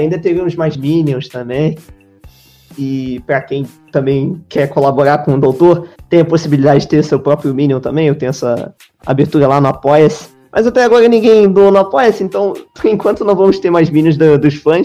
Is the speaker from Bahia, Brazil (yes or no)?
no; Rio de Janeiro, Brazil; eu sou carioca e brasileiro